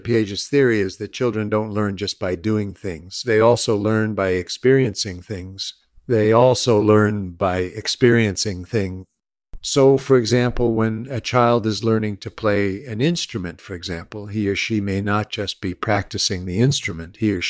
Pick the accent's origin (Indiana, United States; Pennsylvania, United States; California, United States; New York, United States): California, United States; San Diego; born there; I was born in 1941 in San Diego.